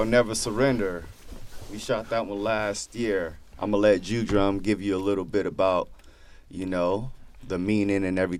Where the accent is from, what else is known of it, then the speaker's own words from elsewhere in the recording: Los Angeles, California, United States; moved away as an adult; I'm from South Central LA originally, but I've been here for like a few years or whatnot